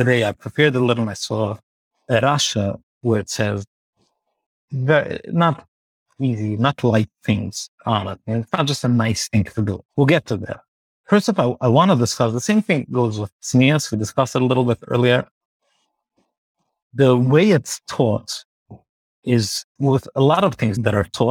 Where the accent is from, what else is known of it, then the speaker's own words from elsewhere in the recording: New York City, New York, United States; I grew up in Borough Park